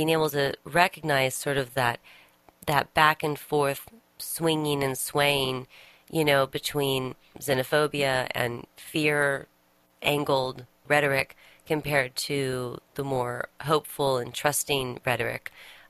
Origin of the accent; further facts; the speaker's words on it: United States; I'm an American.